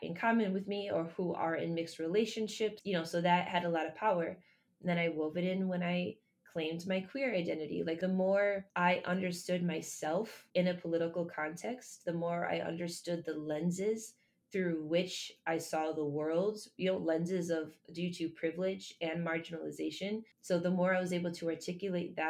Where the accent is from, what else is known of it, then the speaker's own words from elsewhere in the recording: Michigan, United States; I was born and raised in Michigan